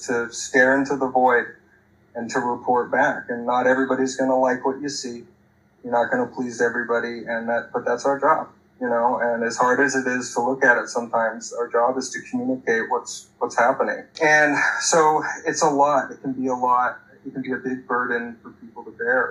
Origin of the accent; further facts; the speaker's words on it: Eugene, Oregon, United States; moved away as an adult; also born or lived in Montana; now in San Diego, United States; I got an opportunity to work at my hometown newspaper, the Register Guard in Eugene